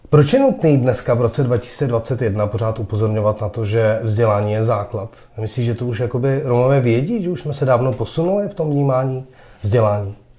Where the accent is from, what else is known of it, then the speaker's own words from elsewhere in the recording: Prague, Czechia; já jsem vyrost na Žižkově, mezi Romy